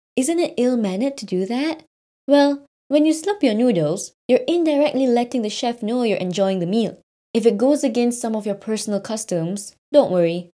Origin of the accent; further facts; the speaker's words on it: Singapore; moved away as an adult; now in Japan; my home country, Singapore